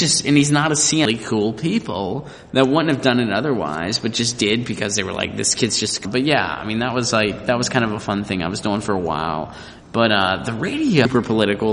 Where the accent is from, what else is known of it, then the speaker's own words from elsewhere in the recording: Pittsburgh, Pennsylvania, United States; I grew up in Pittsburgh, Pennsylvania